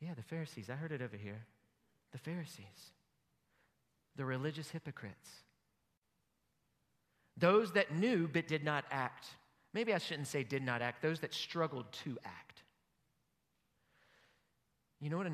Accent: United States; As an American

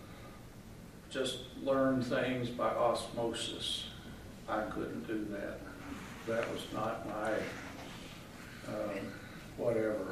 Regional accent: Louisville, Kentucky, United States; moved away as an adult; also born or lived in Arizona; I was a city kid. I grew up in Louisville, Kentucky

